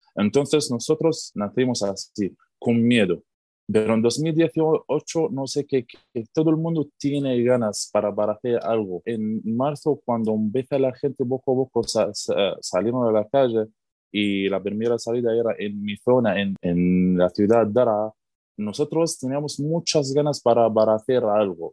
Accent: Syria; Spanish is a second language; moved away as an adult; also born or lived in Turkey; now in Madrid, Spain; yo soy periodista de Siria

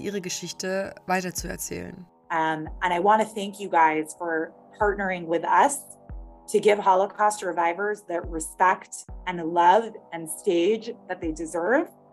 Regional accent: Germany; ich und wir als Deutsche

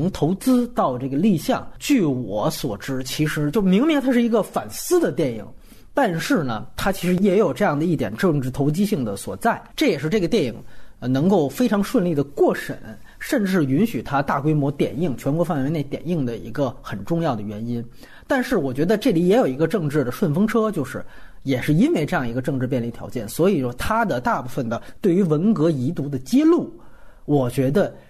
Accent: Guangdong, China; 比如说我们潮汕人在外面这样的一个故事

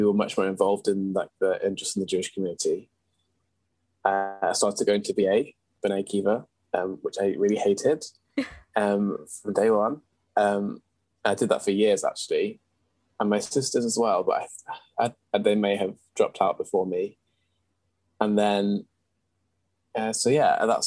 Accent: Manchester, North West England, United Kingdom; also born or lived in Unsworth; now in London, United Kingdom; I am from Manchester, which is obviously in the north of England. And I sort of grew up in Unsworth between the ages of, I guess, birth and 8 years old

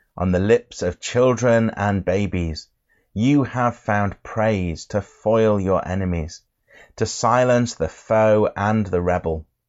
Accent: England, United Kingdom; I'm from England

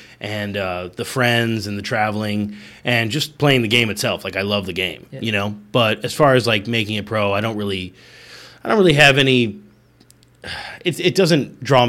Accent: Indiana, United States; also born or lived in Chicago, Illinois; now in South Florida, United States; I'm from Indiana. I was born in Chicago, but I grew up in Indiana.

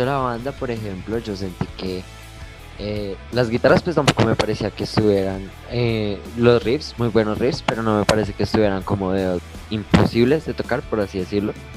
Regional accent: Bogotá, Colombia; tengo 19 años, vengo de la ciudad de Bogotá

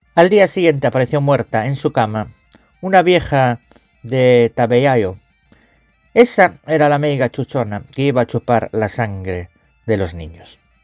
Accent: Galicia, Spain; mi tierra, Galicia

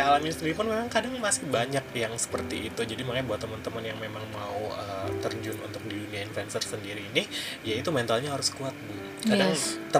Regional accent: Cirebon, West Java, Indonesia; kan sama asalnya saya dari Cirebon

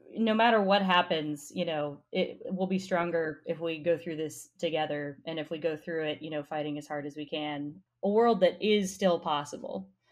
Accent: Colorado, United States; I'm I'm from Colorado

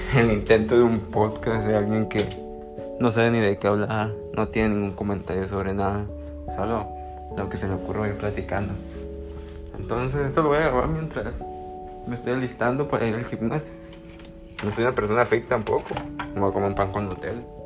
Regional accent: Culiacán, Sinaloa, Mexico; soy de Culiacán, Sinaloa, si no, si no sabían. México.

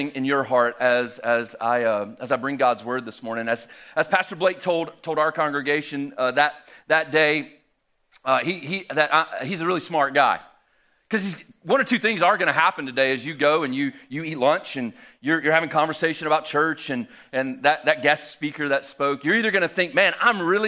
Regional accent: Albany, Georgia, United States; moved away as an adult; now in Helen, Georgia, United States; I'm originally from Southwest Georgia, though, about 3.5 hours almost due west of here from Albany, Georgia. I grew up there

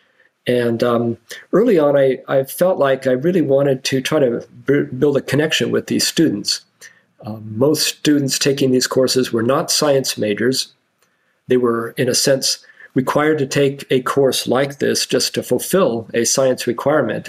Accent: Washington, United States; moved away as an adult; now in Indiana, United States; When I grew up in Washington State

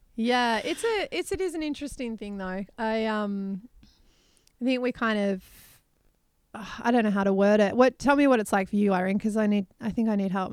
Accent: Australia; from Australia.

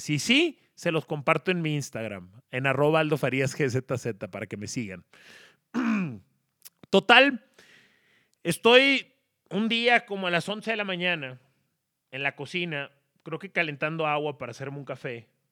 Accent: Monterrey, Nuevo León, Mexico; now in Mexico City, Mexico; como regio en la CDMX

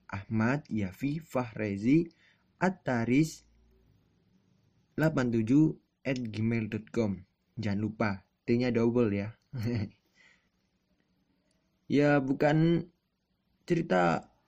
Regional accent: Malang, East Java, Indonesia; accent: Javanese (medok); Jadi aku ini asli orang Jawa. Rumahku di Malang.

